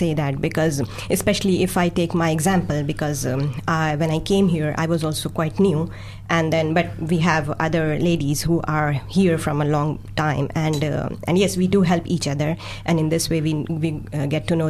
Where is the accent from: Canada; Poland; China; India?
India; moved away as an adult; now in Dunedin, New Zealand; So I come from India, and we came here, I think, in 2019. So it's just 1.5 years for us.